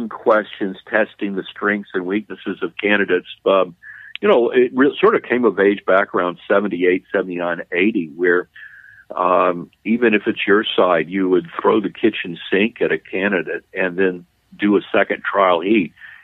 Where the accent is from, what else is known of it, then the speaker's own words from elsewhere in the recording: Louisiana, United States; Louisiana is my home state